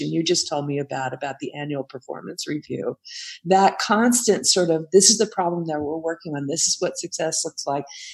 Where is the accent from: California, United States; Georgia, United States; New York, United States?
California, United States; Silicon Valley; I grew up out here in the Silicon Valley, surrounded by software engineers